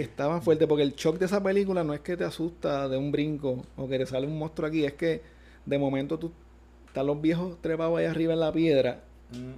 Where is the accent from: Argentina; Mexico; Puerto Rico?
Puerto Rico; Gurabo